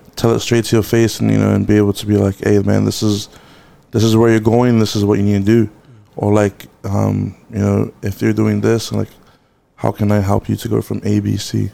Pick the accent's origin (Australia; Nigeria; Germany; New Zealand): New Zealand; Auckland